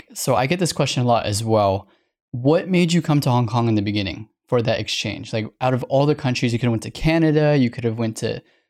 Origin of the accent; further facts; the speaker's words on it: Cambodia; Yeah, so I went back to Cambodia last year and no one believed I was Cambodian.